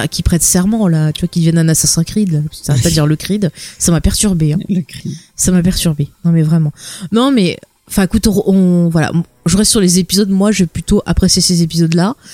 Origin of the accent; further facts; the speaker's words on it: France; moi je suis française